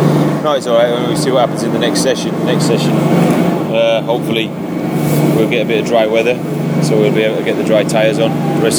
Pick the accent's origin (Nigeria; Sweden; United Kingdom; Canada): United Kingdom; I'm British